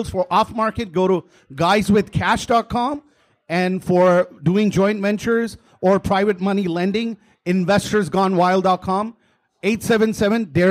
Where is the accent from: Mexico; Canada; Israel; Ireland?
Canada; I'm from Canada. They asked me, "Do you have McDonald's out there?"